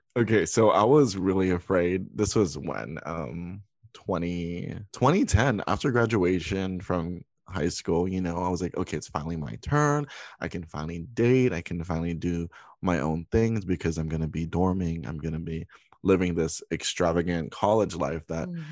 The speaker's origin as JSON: {"language": "English", "region": "Hawaii", "country": "United States", "moved": "yes", "lives_now": "Los Angeles, United States", "said": "I'm currently in California. I'm originally from Hawaii."}